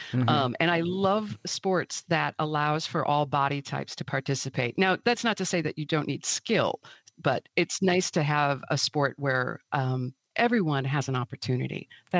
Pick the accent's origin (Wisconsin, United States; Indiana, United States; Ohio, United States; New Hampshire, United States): Wisconsin, United States; Milwaukee; I grew up in Milwaukee, in the city, and like so many kids, of my era, I got sent to the farm every summer.